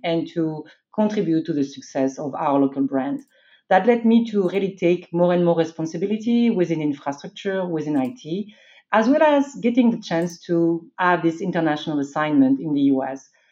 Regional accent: France; moved away as an adult; also born or lived in Belgium; I was born and raised in France.

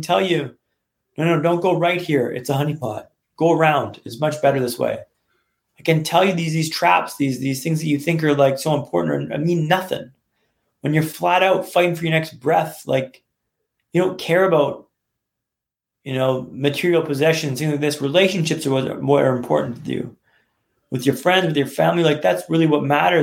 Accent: Vancouver, British Columbia, Canada; moved away as an adult; also born or lived in London; now in Vancouver, Canada; I'm from Vancouver

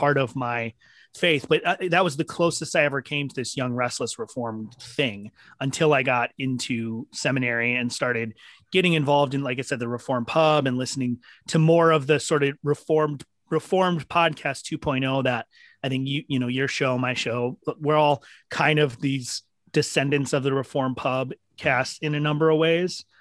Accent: Minneapolis, Minnesota, United States; I grew up in Minneapolis

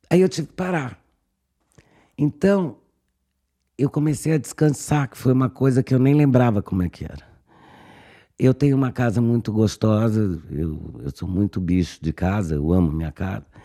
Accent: Brazil; moved away; para ser muito brasileira

